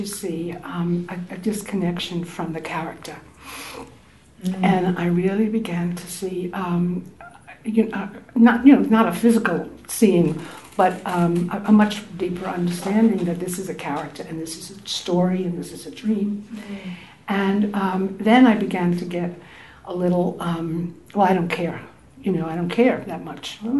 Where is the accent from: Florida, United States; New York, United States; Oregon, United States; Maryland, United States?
New York, United States; New York City; moved away; I'm from Brooklyn Heights in New York